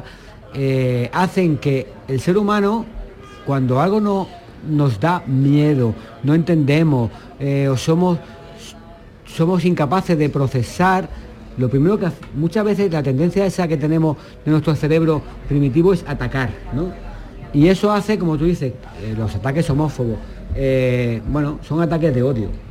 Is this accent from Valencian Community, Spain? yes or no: no; Málaga, Andalusia, Spain; yo como malagueño